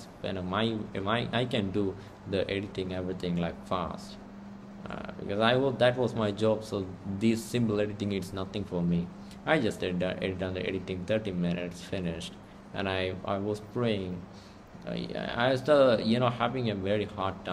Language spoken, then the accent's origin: English; India; I'm from India